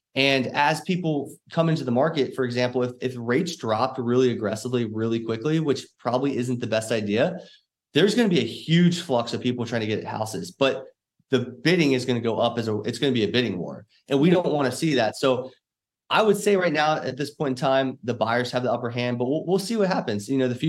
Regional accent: Cincinnati, Ohio, United States; now in Dallas, United States; I came from Cincinnati, Ohio. This year we moved to DFW area.

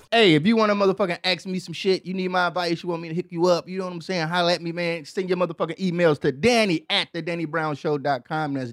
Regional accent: Midwest, United States; Cause I mean, growing up in the Midwest, it ain't really too much to do.

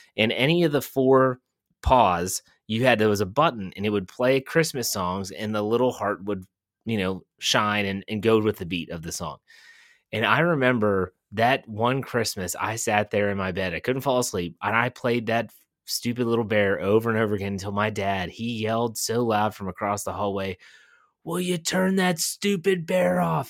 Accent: Wheeling, West Virginia, United States; Growing up in Wheeling, West Virginia

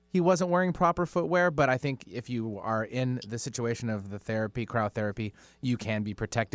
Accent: Alaska, United States; I'm from Alaska

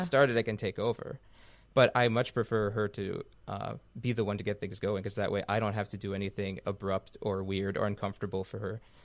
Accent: Canada; I'm a Canadian blogger

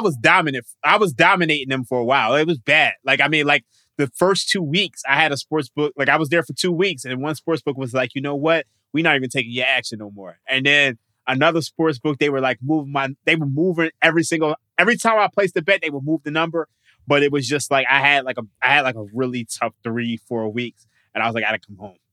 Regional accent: Philadelphia, Pennsylvania, United States; moved away as an adult; now in Las Vegas, United States; I've been born and raised in Philadelphia

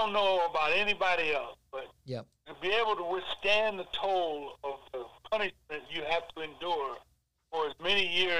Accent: Sandusky, Ohio, United States; growing up in Sandusky

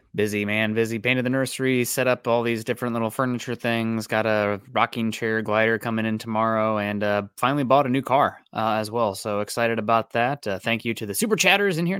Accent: Midwest, United States; I'm a Midwesterner. I'm not a Wisconsinite

